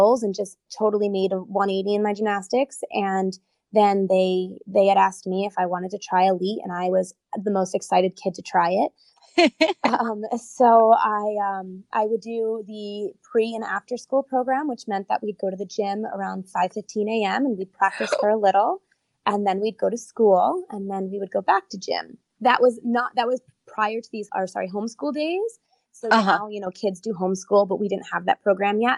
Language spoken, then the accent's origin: English; New Jersey, United States